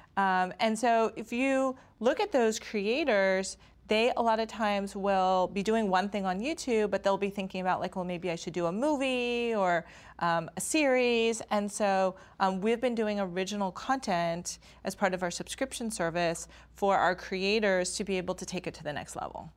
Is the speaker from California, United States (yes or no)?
yes; Stanford, California, United States; we grew up on the Stanford campus